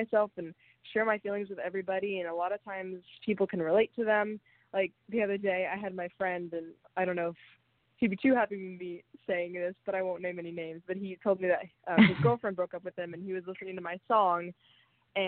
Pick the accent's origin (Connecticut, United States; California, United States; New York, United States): California, United States; Huntington Beach; my hometown in Huntington Beach